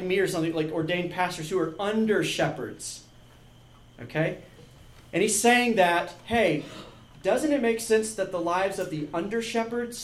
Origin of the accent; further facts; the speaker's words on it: Georgia, United States; I grew up in Georgia